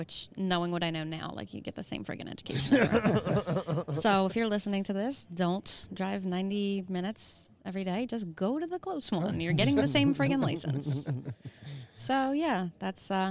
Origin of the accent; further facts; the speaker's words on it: Hatboro, Pennsylvania, United States; also born or lived in Northeast Philadelphia; I was born in the Northeast. Uh-huh. Lived there when I was a kid, and then we moved up to Hatboro